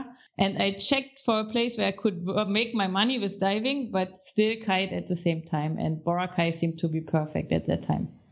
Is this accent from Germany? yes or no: yes; Baltic Sea, Northern Germany, Germany; moved away as an adult; also born or lived in Egypt; I'm coming from the Baltic Sea, north of Germany